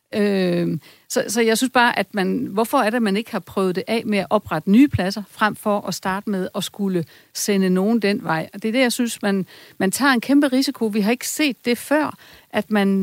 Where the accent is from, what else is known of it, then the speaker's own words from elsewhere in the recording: Esbjerg, Southern Denmark, Denmark; Jeg er selv fra Esbjerg